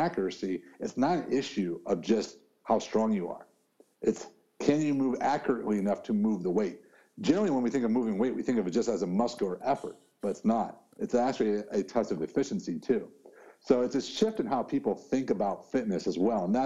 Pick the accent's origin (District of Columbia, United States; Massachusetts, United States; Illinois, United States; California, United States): Illinois, United States; Chicago; I grew up in Chicago